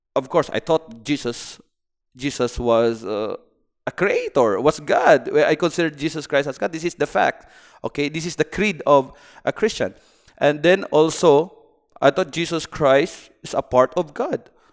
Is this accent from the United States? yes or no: no; Philippines; moved away as an adult; now in Bahrain; I'm from the Philippines, and I am uh, engineering by profession.